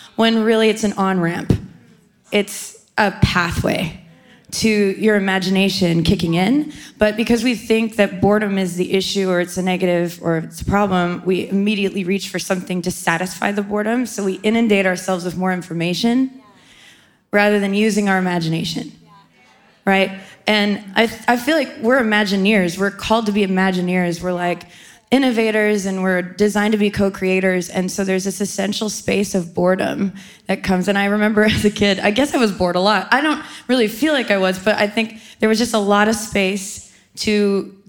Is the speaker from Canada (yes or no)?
yes; Canada; I grew up in Canada.